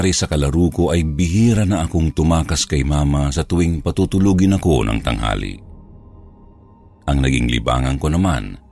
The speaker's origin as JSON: {"language": "Tagalog", "region": "Central Luzon", "country": "Philippines", "tie": "born or raised there", "lives_now": "Makati, Philippines", "said": "tubong Bulacan, at kasalukuyang nakatira dito sa Kumembo, Makati."}